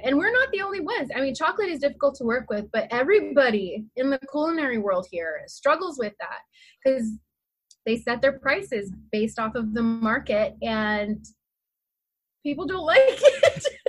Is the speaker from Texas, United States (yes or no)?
yes; San Antonio, Texas, United States; now in Homer, United States; I originate from San Antonio, Texas